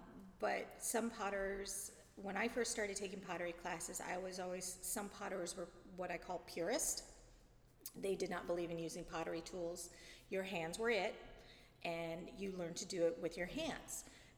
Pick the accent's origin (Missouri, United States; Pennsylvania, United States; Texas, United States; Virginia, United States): Missouri, United States; St. Louis; And I came from St. Louis, so when we first started dating, I was a Blues fan.